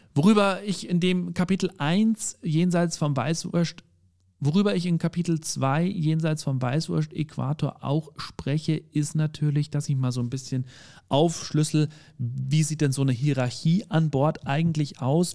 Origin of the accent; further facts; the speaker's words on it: Bavaria, Germany; ich bin ja aus Bayern